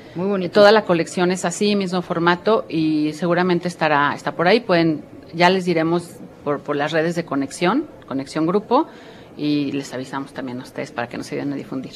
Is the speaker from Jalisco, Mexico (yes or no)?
yes; Guadalajara, Jalisco, Mexico; moved away; yo que soy tapatía, pero que no vivo en Guadalajara